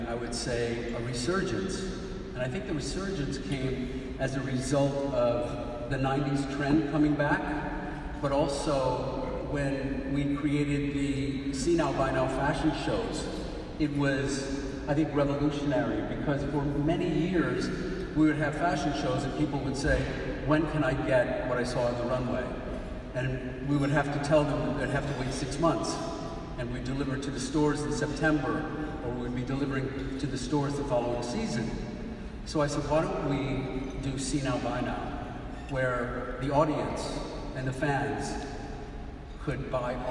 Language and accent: English; Elmira, New York, United States; my hometown of Elmira, New York